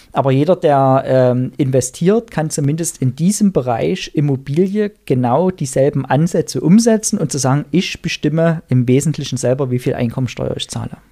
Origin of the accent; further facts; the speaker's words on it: Erzgebirge, Saxony, Germany; in meiner Heimat im Erzgebirge